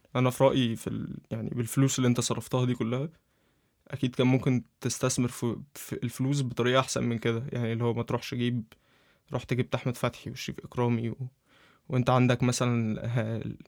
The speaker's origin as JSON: {"language": "Arabic", "country": "Egypt", "said": "عندنا عندنا في مصر"}